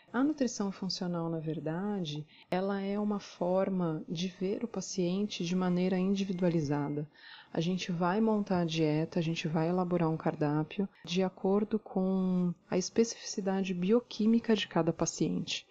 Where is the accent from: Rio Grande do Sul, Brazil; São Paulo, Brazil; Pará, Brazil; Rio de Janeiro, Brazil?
São Paulo, Brazil; Santos; Eu sou de Santos